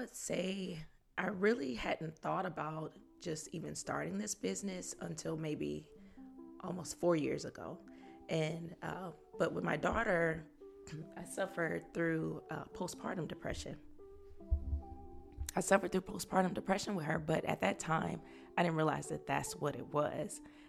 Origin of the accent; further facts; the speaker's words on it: Fort Worth, Texas, United States; now in Austin, United States; So I've been in Austin for a little over 4 years, but I'm originally from Fort Worth, Texas.